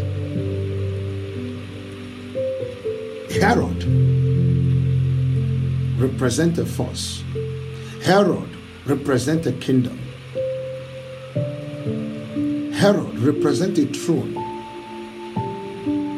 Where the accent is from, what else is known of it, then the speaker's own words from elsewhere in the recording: Aba, Abia, Nigeria; I was born in Nigeria, in Abia State, in Aba, 24 Akola Street. The name of the hospital was called John Okorie, opposite my primary school.